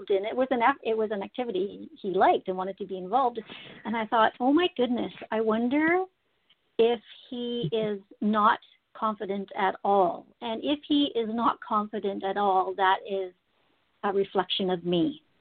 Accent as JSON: {"language": "English", "region": "Saskatchewan", "country": "Canada", "lives_now": "Alberta, Canada", "said": "I've been in Alberta for 15 years now. I'm originally from Saskatchewan, but we moved to around Canada and then ended up in Alberta."}